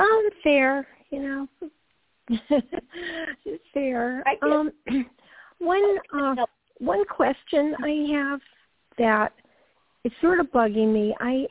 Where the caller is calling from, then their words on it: Georgia, United States; Hi, Toni. … from Georgia.